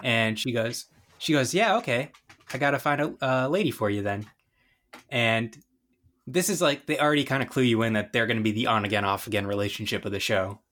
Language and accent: English; Northeast, United States; I'm from the Northeast